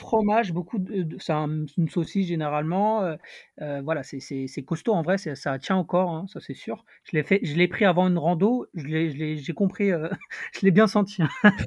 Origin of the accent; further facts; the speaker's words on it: Paris, Île-de-France, France; je viens de Paris